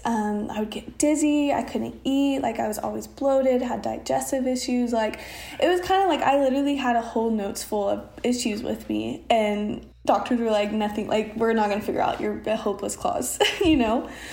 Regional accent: Oklahoma, United States; also born or lived in Austin; I'm from Oklahoma

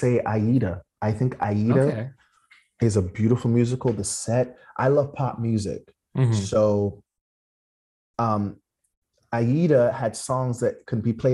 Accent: Toronto, Ontario, Canada; moved away as an adult; also born or lived in New York; I'm from Toronto.

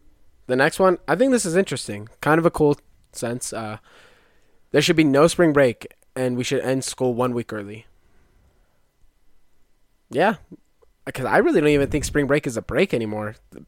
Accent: United States; us as American people

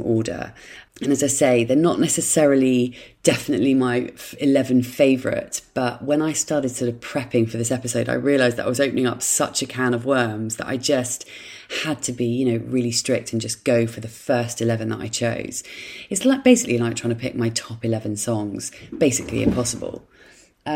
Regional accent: Dorset, South West England, United Kingdom; in my childhood home, in the house where I grew up in Dorset.

